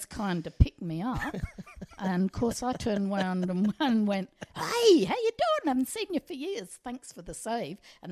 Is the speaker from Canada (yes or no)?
no; Australia